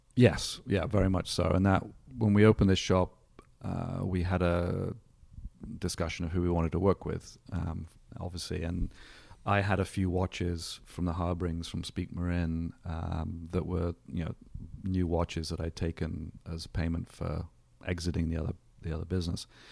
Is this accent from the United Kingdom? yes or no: yes; England, United Kingdom; now in Solana Beach, United States; born in England. Um, grew up, uh, in the seventies in the U K